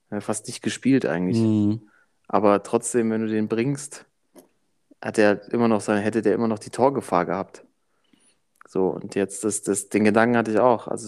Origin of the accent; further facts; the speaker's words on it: Germany; Ich bin, bin Deutscher halt, weißt du so.